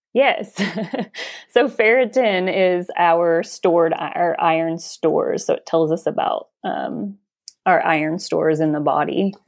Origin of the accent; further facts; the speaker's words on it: Alabama, United States; now in Washington, United States; I am from Alabama, but I now live in the state of Washington.